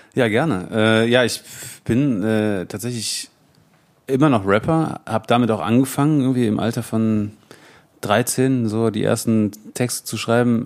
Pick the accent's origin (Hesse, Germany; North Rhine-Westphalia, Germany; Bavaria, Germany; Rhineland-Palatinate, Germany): North Rhine-Westphalia, Germany; Bergisches Land; also born or lived in Cologne; Ich bin hier geboren in Köln tatsächlich, Köln? aber aufgewachsen im Bergischen Land.